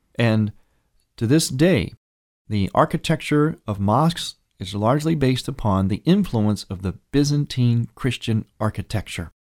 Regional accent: United States; growing up in America, living in America today

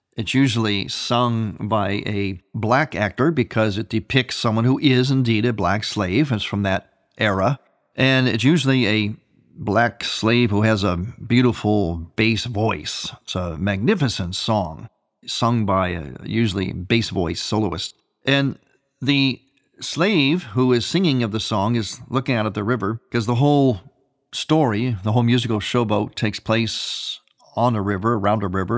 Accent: United States; having been born and raised in America

